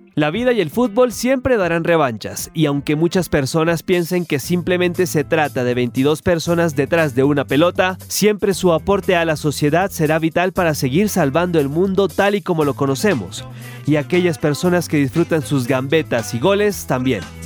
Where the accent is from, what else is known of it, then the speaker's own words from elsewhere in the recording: Santiago, Santiago Metropolitan Region, Chile; soy de Santiago de Chile